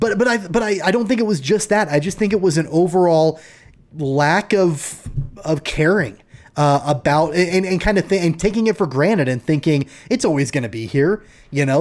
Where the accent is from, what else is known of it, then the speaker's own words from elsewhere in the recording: Wichita, Kansas, United States; I grew up in Wichita